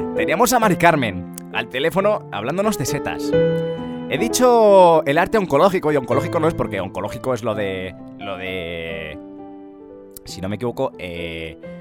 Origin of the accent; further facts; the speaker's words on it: Ávila, Castile and León, Spain; now in Madrid, Spain; este programa se hace desde, desde Madrid, eh, te estamos llamando desde Madrid, em, realmente yo soy de Ávila